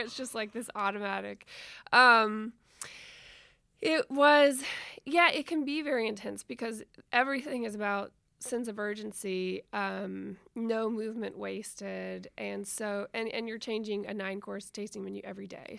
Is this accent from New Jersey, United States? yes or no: no; Nashville, Tennessee, United States; moved away as an adult; also born or lived in New Orleans; I grew up in Nashville